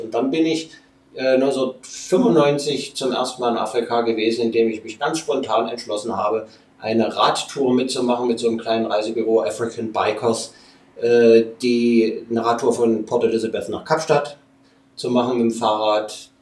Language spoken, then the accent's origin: German; Leipzig, Saxony, Germany; ich bin in Leipzig groß geworden